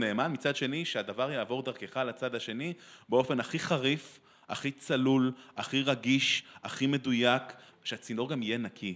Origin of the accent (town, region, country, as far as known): Israel; born or raised there